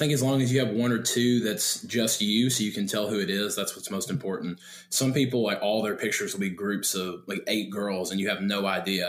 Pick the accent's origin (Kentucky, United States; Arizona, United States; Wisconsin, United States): Kentucky, United States; Richmond; accent: Southern; moved away as an adult; now in Bowling Green, United States; I am from Richmond, Kentucky. Small town like south and east of Lexington, Kentucky, if you know where that is.